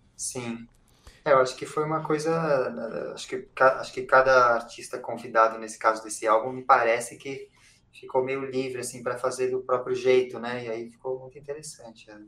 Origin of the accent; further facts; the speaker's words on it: São Paulo, Brazil; eu sou compositor, cantor é, e, daqui de São Paulo